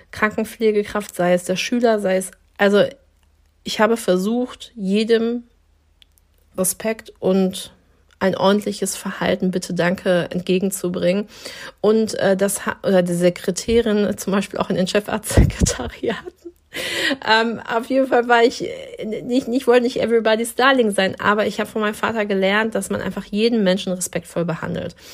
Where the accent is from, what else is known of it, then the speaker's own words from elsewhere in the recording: Dortmund, North Rhine-Westphalia, Germany; weil ich in einem Dorf groß geworden bin in Dortmund, ähm, wo eine Moschee stand. Das heißt, also Kopftuch war für mich etwas, was überhaupt zum, zum kompletten Bild von meinem Ort Derne äh, dazugehört hat.